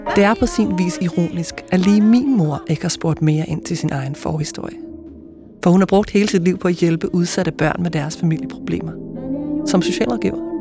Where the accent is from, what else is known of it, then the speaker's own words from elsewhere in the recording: Ølstykke, Zealand, Denmark; det gamle bondehus, hvor jeg voksede op